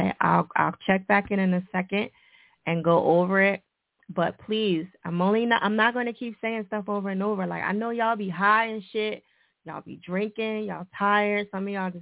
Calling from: Atlanta, Georgia, United States; I'm calling from Atlanta, Georgia. The west side of Atlanta, the real Atlanta

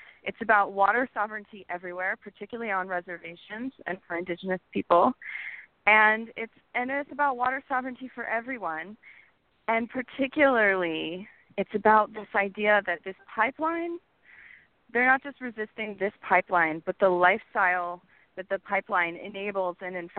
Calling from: Austin, Texas, United States; I'm calling in from Austin, Texas.

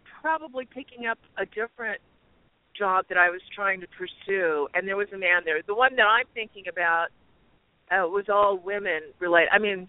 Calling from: Arizona, United States

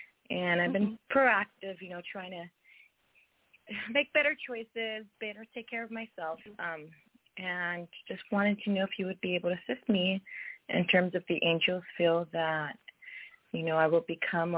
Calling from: California, United States; I'm calling from the state of California.

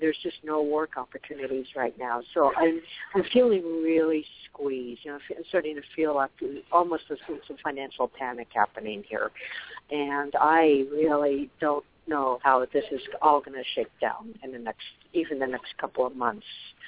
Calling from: Arizona, United States; also born or lived in Colorado; I'm actually calling from Arizona, even though my area code is my old number in Colorado.

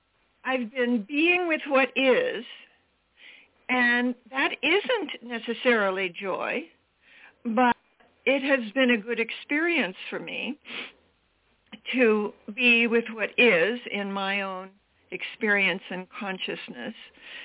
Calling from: Maui, Hawaii, United States; I'm calling from Maui, Hawaii. And so it's early in the morning here

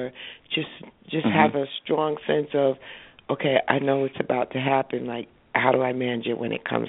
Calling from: New Jersey, United States; I'm from New Jersey.

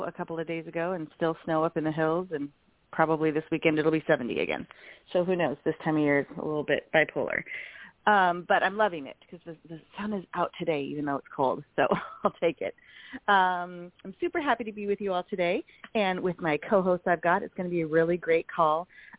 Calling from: Portland, Oregon, United States; so this is of course Horse Thursday. Today is Thursday, April 14th, if you can believe it, and I'm calling from the Pacific Northwest, Portland area, and it's freezing today.

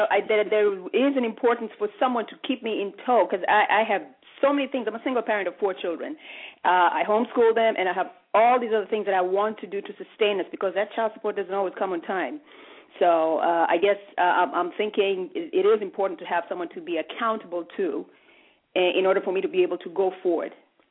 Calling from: Allentown, Pennsylvania, United States; I'm calling from Allentown, Pennsylvania.

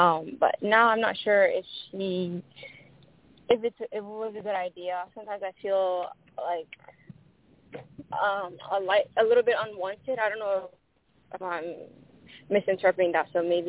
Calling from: Ohio, United States; I'm calling from Ohio.

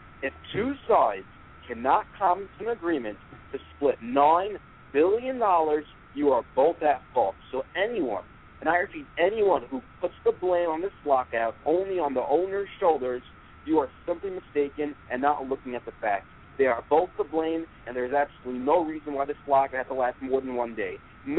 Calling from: Brooklyn, New York, United States; from Brooklyn, New York.

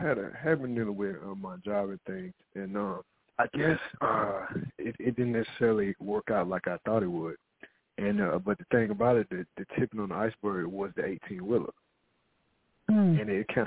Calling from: Arizona, United States; I'm calling from Arizona.

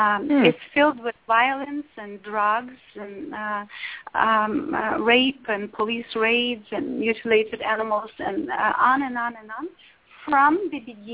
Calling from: Los Angeles, California, United States; yes, I'm calling from Los Angeles.

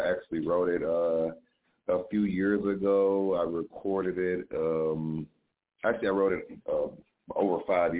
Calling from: Detroit, Michigan, United States; I'm calling from Detroit, Michigan.

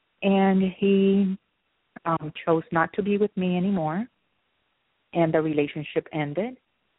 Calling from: Miami, Florida, United States; I'm calling from Miami, Florida.

